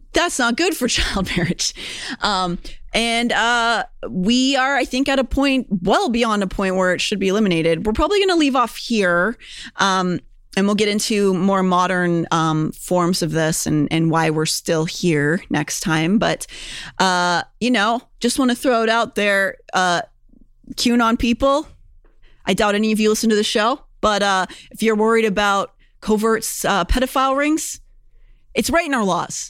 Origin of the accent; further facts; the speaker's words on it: Pennsylvania, United States; Pennsylvanian, born and bred